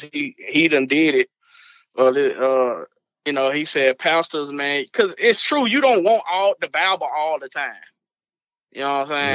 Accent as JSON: {"language": "English", "region": "Arkansas", "country": "United States", "said": "I'm from Arkansas"}